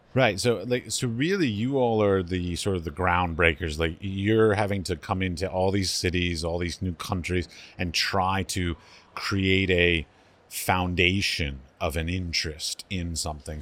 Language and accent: English; United States; as an ignorant American